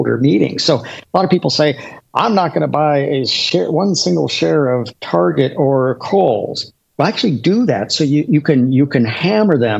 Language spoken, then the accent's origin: English; Washington, United States; I was born and raised in Washington